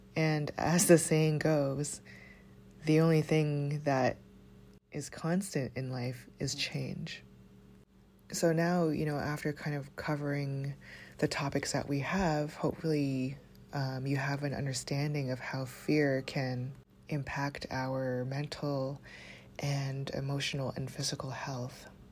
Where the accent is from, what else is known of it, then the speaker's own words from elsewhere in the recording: Toronto, Ontario, Canada; growing up in Toronto